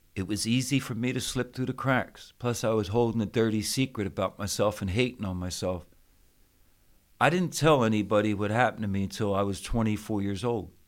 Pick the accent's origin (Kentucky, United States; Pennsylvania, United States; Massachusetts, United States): Pennsylvania, United States; Philadelphia; I grew up in Philadelphia, Pennsylvania